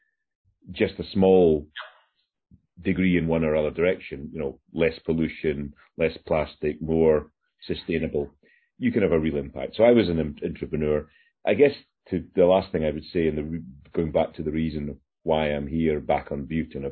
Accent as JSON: {"language": "English", "area": "Isle of Bute", "region": "Scotland", "country": "United Kingdom", "tie": "born or raised there", "moved": "yes", "said": "I'm on the Isle of Bute, where I grew up in Scotland at the moment"}